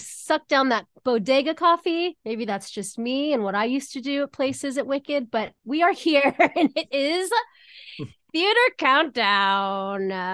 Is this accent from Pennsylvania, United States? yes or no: yes; Pittsburgh, Pennsylvania, United States; I was coming here from Pittsburgh, Pennsylvania every summer